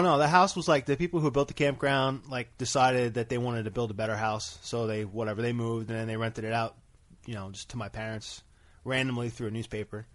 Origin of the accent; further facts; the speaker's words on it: Bayville, New Jersey, United States; I'm from Bayville, New Jersey